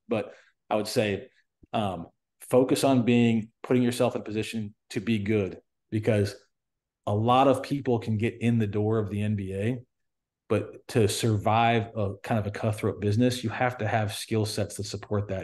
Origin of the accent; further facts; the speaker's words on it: United States; I'm American